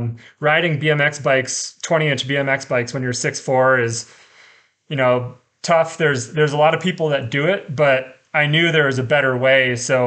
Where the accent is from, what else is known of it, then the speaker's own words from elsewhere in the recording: Iowa, United States; now in Colorado, United States; I moved out to Colorado from Iowa, and I had a degree in agronomy